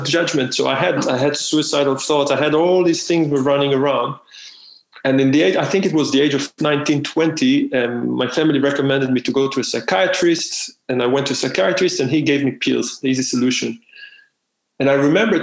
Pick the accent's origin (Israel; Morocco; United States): Israel; moved away; I'm from Israel